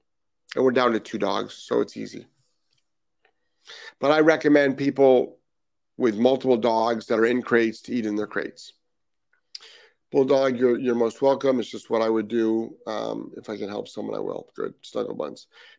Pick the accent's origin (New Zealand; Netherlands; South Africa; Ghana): Netherlands; English is a second language; My English is a bit strange. I'm from Holland.